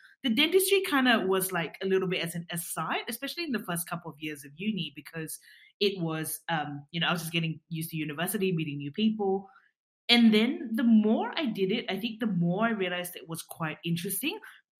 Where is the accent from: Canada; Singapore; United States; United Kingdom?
Singapore; now in Australia; we knew each other from Singapore before I moved from Singapore to Australia.